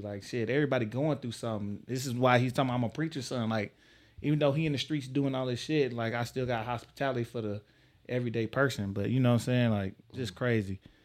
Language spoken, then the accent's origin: English; Texas, United States; I'm from Texas